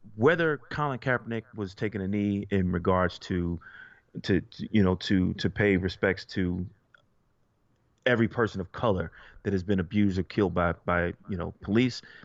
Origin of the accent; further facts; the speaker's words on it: United States; most of us were born here, okay? I'm an American